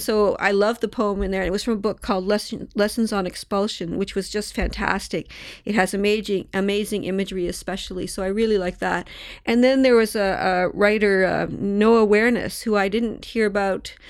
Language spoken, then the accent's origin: English; Toronto, Ontario, Canada; moved away; I grew up in Toronto